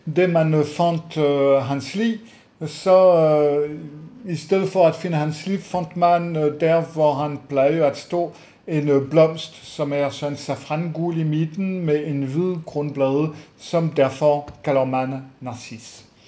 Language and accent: Danish; France; moved away; jeg er franskfødt